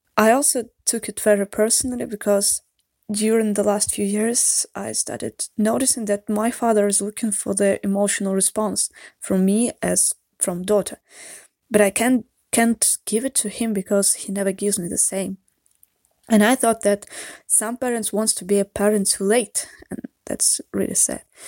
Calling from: Saint Petersburg, Russia; English is a second language

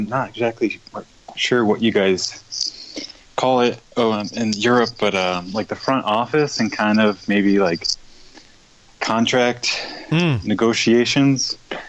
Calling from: New York City, New York, United States; I'm calling you from Brooklyn in New York City.

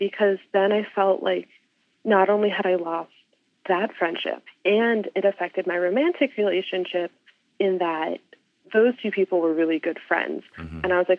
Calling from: Salisbury, Maryland, United States; I am currently in Salisbury, Maryland.

